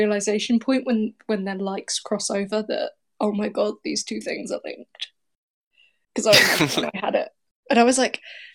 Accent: United Kingdom; I'm 22, I'm British

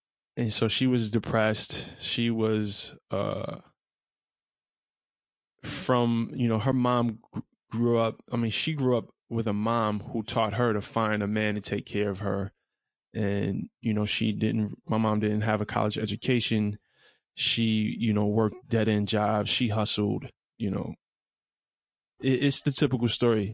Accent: New York City, New York, United States; I'm from Brownsville, Brooklyn

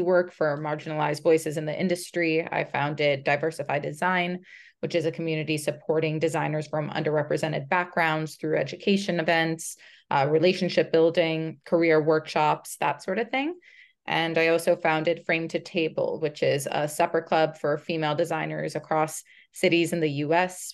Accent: United States; I am a first generation American by way of Brazil. Uh, my parents immigrated to the States as teens in the seventies

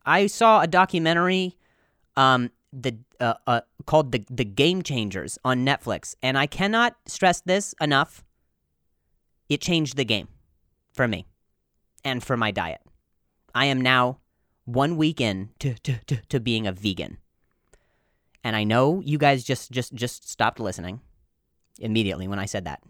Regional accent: Midwest, United States; moved away; I'm from the Midwest

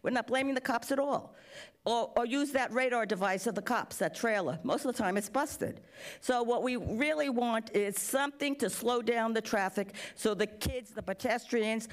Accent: New York City, New York, United States; now in Chula Vista, United States; I'm from the Bronx

